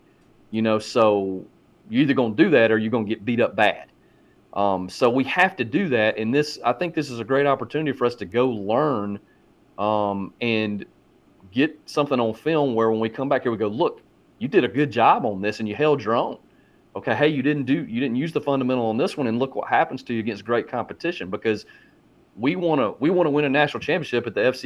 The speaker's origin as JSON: {"language": "English", "region": "Georgia", "country": "United States", "tie": "born or raised there", "moved": "as an adult", "said": "my father was a high school coach in Georgia for over 30 years. So this is how I grew up. I'm back in my home state"}